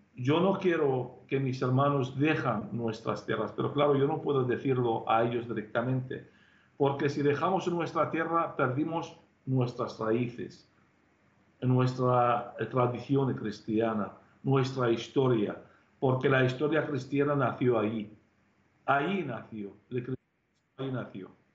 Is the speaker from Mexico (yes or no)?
no; Tel Keppe, Nineveh, Iraq; now in Spain; en mi pueblo mismo, Teleskev destruyó todo el pueblo, mató casi 70 personas de mi propia familia